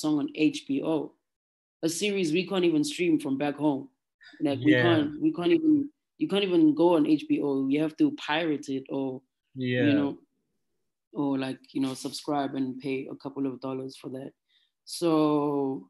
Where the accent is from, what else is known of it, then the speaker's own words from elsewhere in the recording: South Africa; we're from South Africa